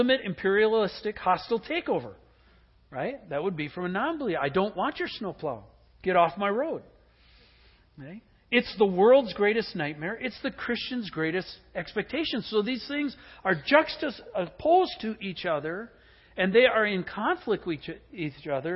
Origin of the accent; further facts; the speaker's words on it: Green Bay, Wisconsin, United States; I grew up in the Midwest in Green Bay